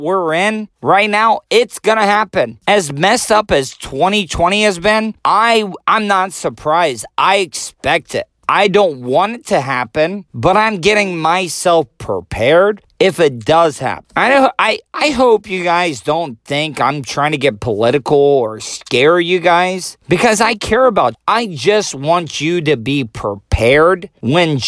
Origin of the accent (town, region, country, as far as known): United States